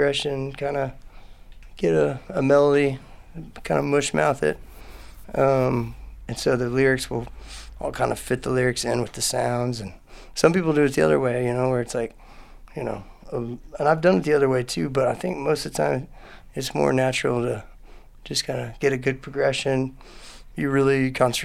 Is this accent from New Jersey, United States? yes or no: no; Houston, Texas, United States; also born or lived in Austin, Texas; I grew up in Houston and came here for college and just never left